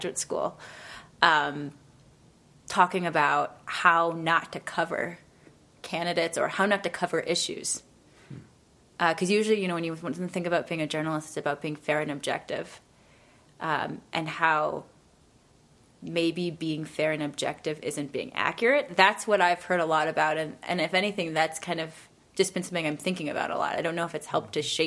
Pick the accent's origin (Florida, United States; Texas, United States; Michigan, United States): Michigan, United States; Detroit; I'm from Detroit. I'm from Michigan